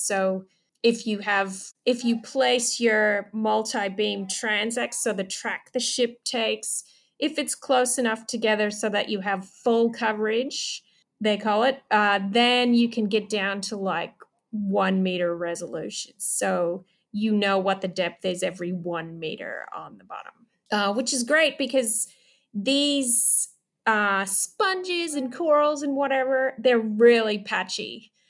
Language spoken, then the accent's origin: English; Chicago, Illinois, United States; born there; also born or lived in North Carolina / Upper Michigan / Washington, D.C. suburbs; I was born in Chicago. And I grew up all different places around the US, North Carolina, Upper Michigan. I went to high school in the suburbs of Washington, D.C.